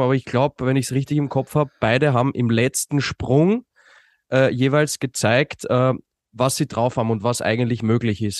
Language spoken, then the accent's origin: German; Austria; als Österreicher